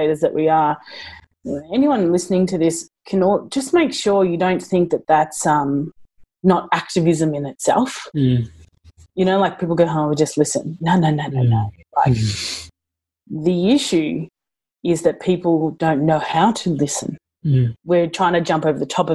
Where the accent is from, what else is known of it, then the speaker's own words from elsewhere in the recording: Australia; I'm such an Aussie